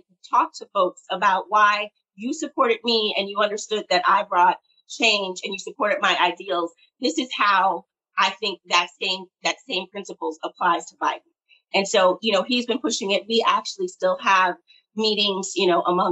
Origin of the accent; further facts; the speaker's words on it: South Bend, Indiana, United States; I also am from South Bend, Indiana, went to high school with Pete